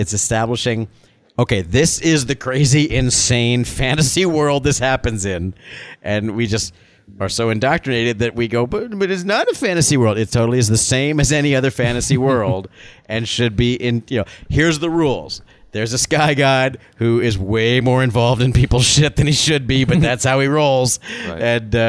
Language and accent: English; the South, United States; I'm from the South